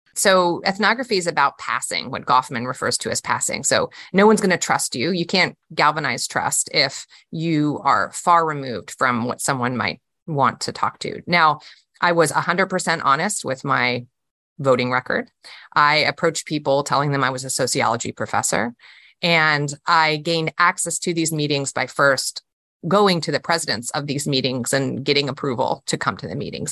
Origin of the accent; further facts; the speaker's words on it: Charlottesville, Virginia, United States; my hometown